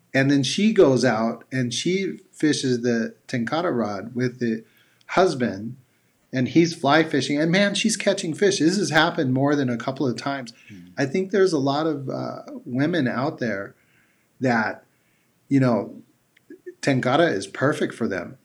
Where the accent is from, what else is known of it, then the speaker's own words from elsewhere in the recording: United States; as an American and being proud of my country